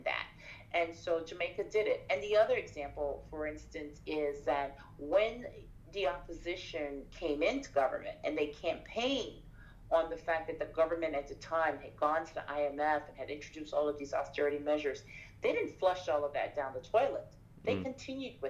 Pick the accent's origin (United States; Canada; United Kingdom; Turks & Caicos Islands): Turks & Caicos Islands; moved away; also born or lived in Haiti; I'm originally from Turks and Caicos. I'm Haitian, but I was born and partly raised in the Turks and Caicos, which is a British overseas territory.